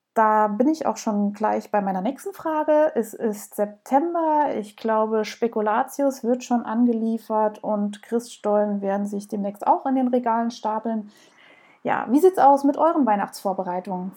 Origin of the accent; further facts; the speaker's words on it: Southern Germany, Germany; Ihr hört es sicherlich raus, ich komme aus Süddeutschland, ich versuche das so ein bisschen irgendwie netter auszudrücken, aber manchmal kommt es halt doch durch